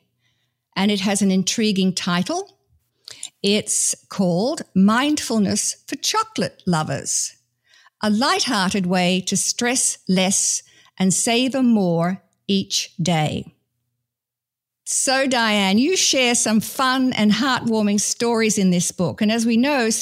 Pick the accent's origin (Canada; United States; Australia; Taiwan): Australia; I come from Australia, British heritage